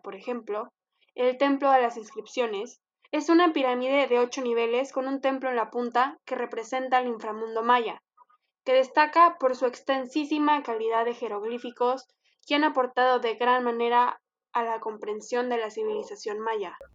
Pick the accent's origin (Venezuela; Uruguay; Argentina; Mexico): Mexico; Monclova, Coahuila; una servidora desde Monclova, Coahuila, arriba del norte